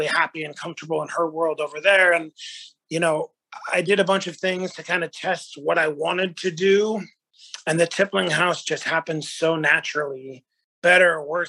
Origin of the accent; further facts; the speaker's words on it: Northern California, United States; also born or lived in New York; now in Charleston, United States; I'm originally from Northern California